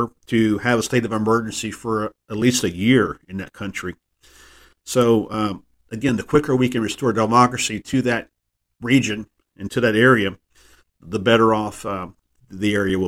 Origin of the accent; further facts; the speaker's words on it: Texas, United States; my home state of Texas